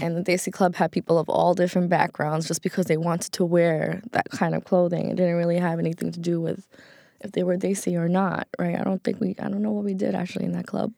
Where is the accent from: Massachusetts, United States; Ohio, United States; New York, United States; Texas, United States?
New York, United States; New York City; growing up in Queens, New York